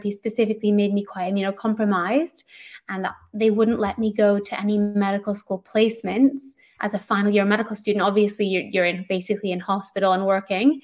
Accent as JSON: {"language": "English", "country": "Canada", "moved": "yes", "lives_now": "London, United Kingdom", "said": "I'm Canadian, but I live in London"}